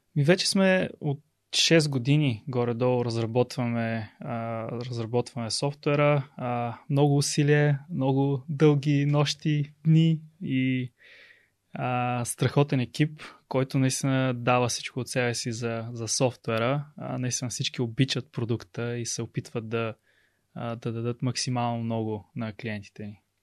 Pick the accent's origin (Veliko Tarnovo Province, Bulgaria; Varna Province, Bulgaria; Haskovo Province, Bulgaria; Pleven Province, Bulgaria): Pleven Province, Bulgaria; Pleven; moved away as an adult; also born or lived in Sofia; аз съм от Плевен